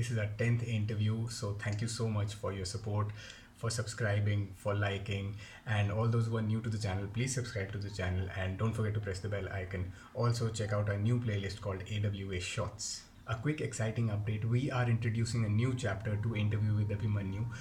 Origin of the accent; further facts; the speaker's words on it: Jammu, Jammu and Kashmir, India; I come from Jammu